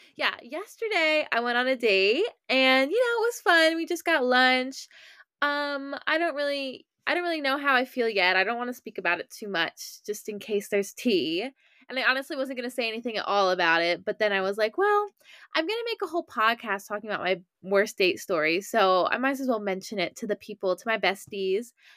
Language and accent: English; Maryland, United States; I'm from Maryland